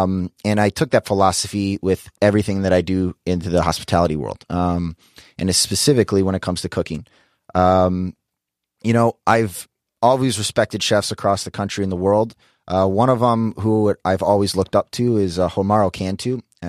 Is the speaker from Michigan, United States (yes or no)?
yes; Detroit, Michigan, United States; You know, I grew up in the Midwest in Detroit. Back then, Detroit, you know, wasn't this food mecca.